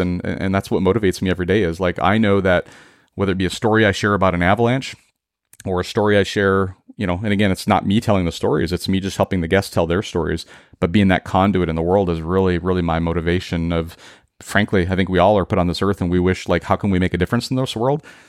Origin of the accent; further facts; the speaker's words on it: central Minnesota, United States; moved away as an adult; now in Seattle, United States; we all collectively were born and raised in Minnesota, and we made the transition out to Seattle in two thousand twelve